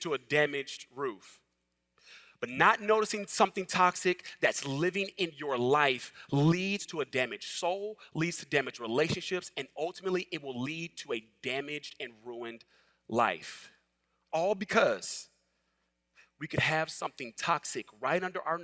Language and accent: English; Los Angeles, California, United States; moved away as an adult; now in the South, United States; I'm originally from Los Angeles